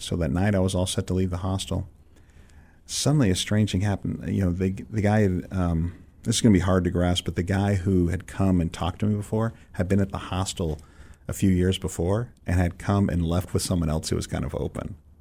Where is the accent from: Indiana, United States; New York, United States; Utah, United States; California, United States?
California, United States; San Francisco; moved away as an adult; also born or lived in Israel; I'm growing up in San Francisco, so it's not like you're, you're not in the middle of church culture